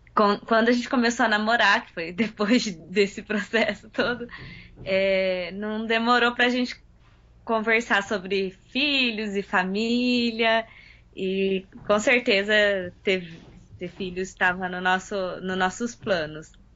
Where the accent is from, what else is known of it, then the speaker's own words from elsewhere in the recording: São José dos Campos, São Paulo, Brazil; Sou de São José dos Campos, São Paulo.